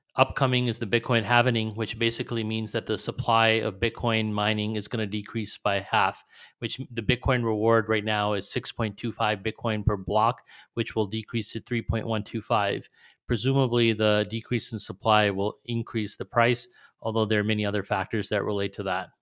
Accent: New York, United States; now in Texas, United States; originally my family's from Pakistan, but I was born in New York

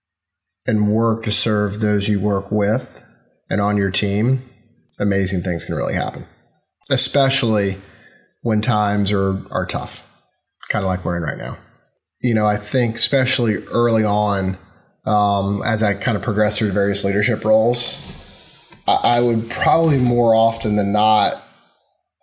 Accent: North Carolina, United States; moved away as an adult; also born or lived in Miami, Florida; I'm a kid from North Carolina, which is in the South in the U.S.

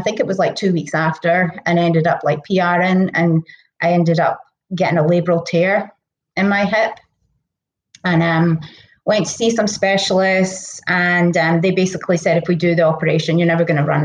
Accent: Scotland, United Kingdom; accent: Scottish; moved away as an adult; now in United States; I was born in Scotland. I came here about 16 years ago

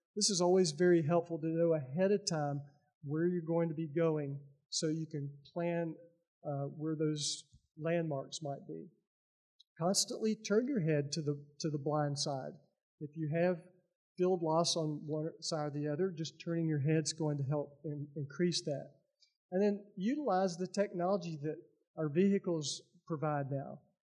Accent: Lebanon, Tennessee, United States; I am from Lebanon, Tennessee, which is a historical town about 30 miles east of here.

